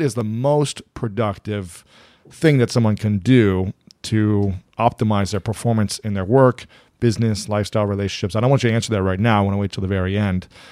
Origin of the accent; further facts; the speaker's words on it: Ohio, United States; moved away; growing up in Ohio